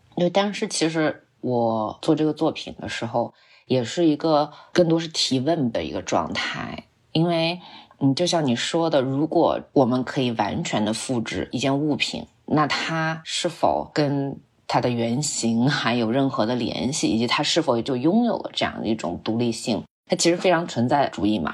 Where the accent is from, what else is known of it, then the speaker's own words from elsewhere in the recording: Xinjiang, China; 因为我是新疆长大的，呃，所以我从小，我对自然的感受更多是戈壁滩，然后更多是那种沙漠，甚至石油